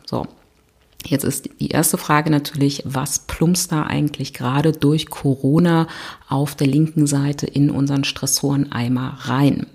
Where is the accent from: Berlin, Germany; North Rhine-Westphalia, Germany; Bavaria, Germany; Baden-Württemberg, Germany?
Berlin, Germany; ich komme aus Berlin